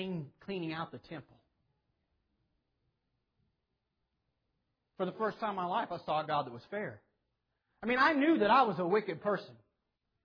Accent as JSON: {"language": "English", "town": "Clearwater", "region": "Kansas", "country": "United States", "tie": "born or raised there", "said": "my whole life I was raised up in Clearwater, Kansas"}